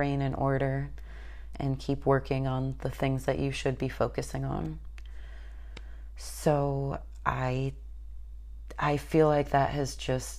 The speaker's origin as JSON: {"language": "English", "region": "Northern Illinois", "country": "United States", "tie": "born or raised there", "moved": "as an adult", "lives_now": "Atlanta, United States", "said": "I'm actually maybe 15 minutes away from my quote hometown, but my home area back up in Northern Illinois"}